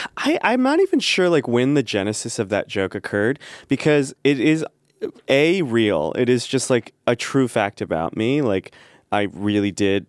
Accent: Midwest, United States; growing up in the Midwest with this face and that family

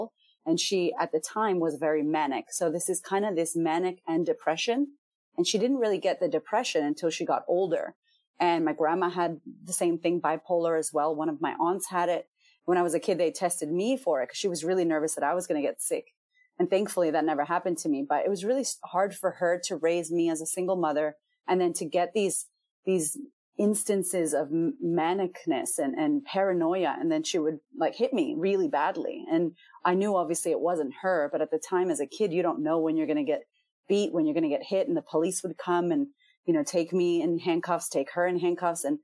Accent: Boston, Massachusetts, United States; I'm from America, I'm from Boston, and I'm Puerto Rican

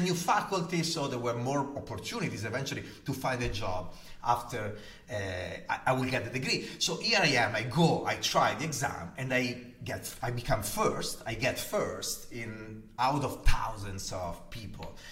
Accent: Gallarate, Lombardy, Italy; accent: Italian; English is a second language; moved away; am Italian, as you can hear from my heavy accent. Uh, and I was born 47 years ago in, the, in a town called Gallarate in the north of Italy, close to Milan

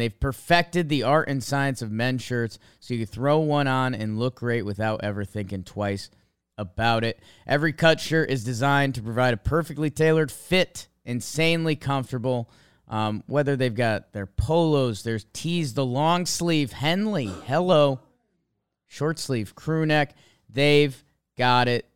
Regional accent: Connecticut, United States; I grew up in Connecticut

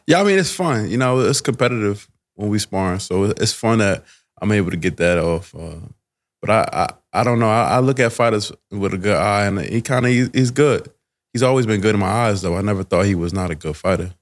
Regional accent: New Jersey, United States; now in Delaware, United States; I'm from Jersey

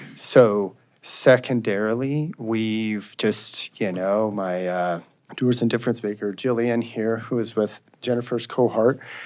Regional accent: Nucla, Colorado, United States; also born or lived in Hayden, Colorado; I'm from Nucla Natarita, born and raised there

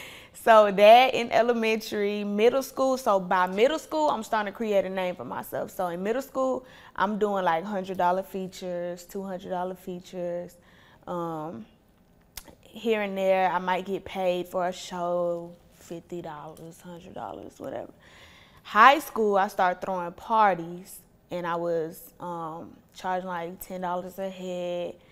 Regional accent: Ohio, United States; born there; also born or lived in Atlanta, United States; So my parents, they from Ohio. They had me, I was born in Ohio. They had me, my mom was 15, so teen parents, high school, whatever. They graduated high school, moved to Atlanta.

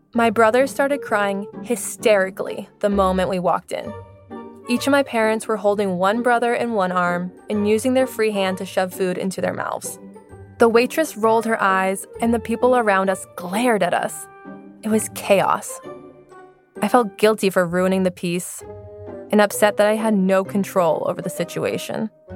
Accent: Salem, Massachusetts, United States; moved away as an adult; also born or lived in Laos; in my hometown of Salem, Massachusetts.

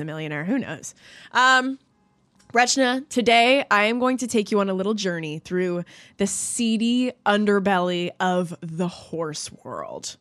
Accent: Canada; I'm Canadian

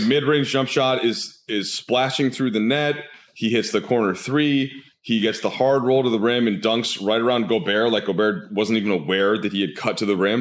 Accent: Minnesota, United States; I'm from Minnesota

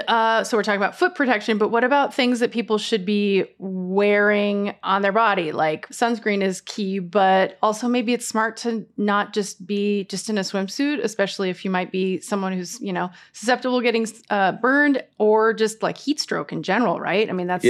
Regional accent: Missoula, Montana, United States; now in Boise, United States; I'm from Missoula, Montana, and we used to float the rivers.

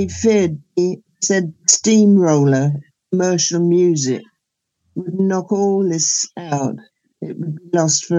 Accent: England, United Kingdom; accent: English; I'm from England.

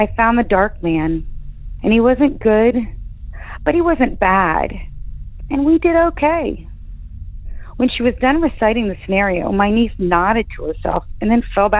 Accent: Appalachia, United States; also born or lived in Virginia / West Virginia; My sister and I were raised in Appalachia, in Virginia and West Virginia

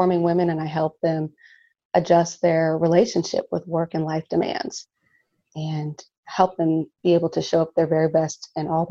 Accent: Dayton, Ohio, United States; now in Los Angeles, United States; Originally from Dayton, Ohio

